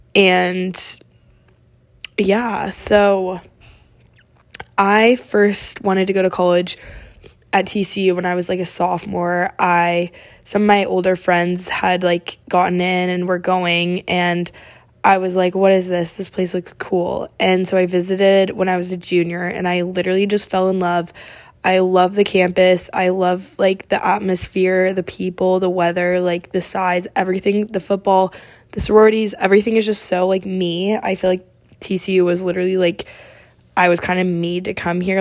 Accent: Oregon, United States; moved away as an adult; I'm from Oregon

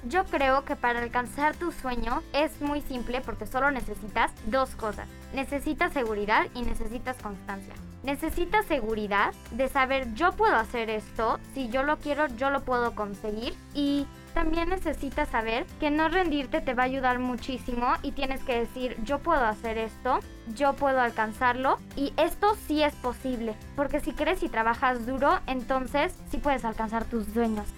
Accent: El Salvador; now in Querétaro, Mexico; yo soy de El Salvador, llevo un año y medio más o menos aquí en el Cumbres

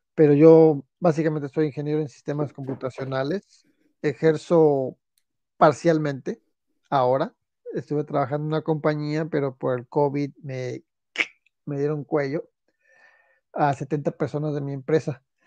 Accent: Celaya, Guanajuato, Mexico; moved away as an adult; de Celaya, Guanajuato, que en esos tiempos era una ciudad sana, libre y tranquila

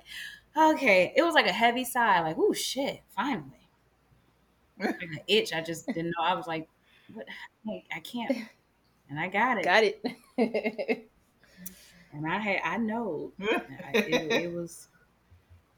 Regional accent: the South, United States; moved away as an adult; now in Los Angeles, United States; I grew up in the South

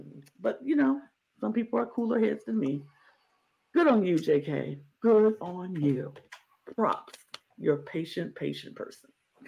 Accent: New York, United States; I'm from New York

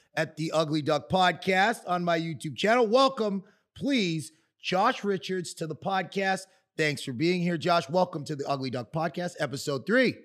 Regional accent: Canada; moved away; as a Canadian

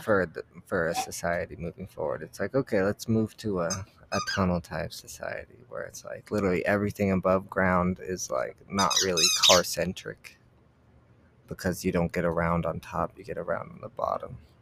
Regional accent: United States; I'm from America

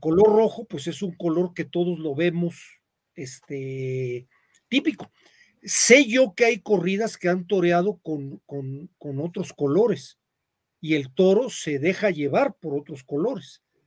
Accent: Zitácuaro, Michoacán, Mexico; de donde yo soy, en Citácuaro

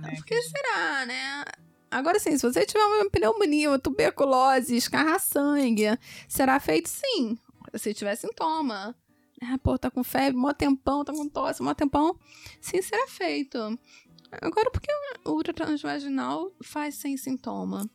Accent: Rio de Janeiro, Brazil; Eu sou do Rio de Janeiro, meu consultório é no Leblon

